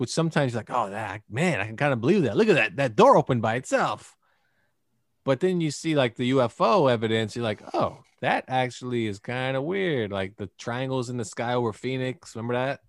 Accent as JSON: {"language": "English", "country": "Canada", "tie": "born or raised there", "moved": "yes", "lives_now": "United States", "said": "me growing up in Canada as a child"}